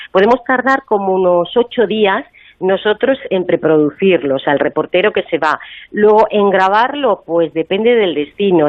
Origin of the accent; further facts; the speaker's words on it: Madrid, Community of Madrid, Spain; yo soy de Madrid